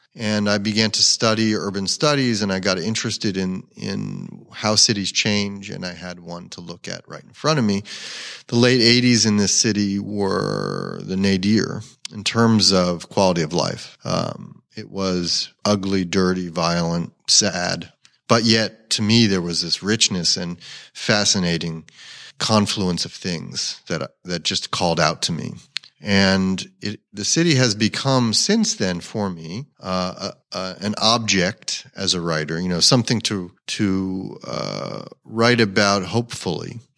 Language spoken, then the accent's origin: English; Bucks County, Pennsylvania, United States; moved away as an adult; also born or lived in Trenton, New Jersey (family); now in Philadelphia, United States; growing up in Bucks County